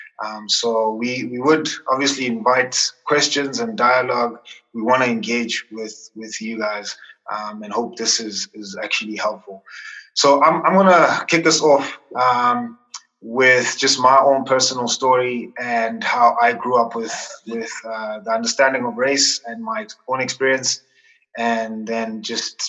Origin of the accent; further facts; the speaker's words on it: Tembisa, Gauteng, South Africa; born in a township, I grew up in Tembisa. I spent most of my life in Tembisa